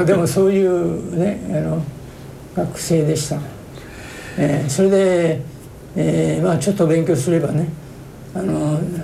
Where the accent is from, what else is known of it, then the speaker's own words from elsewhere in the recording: Nagoya, Aichi, Japan; moved away as an adult; もう名古屋でずっとね、はい、大学出るまで名古屋におりましたから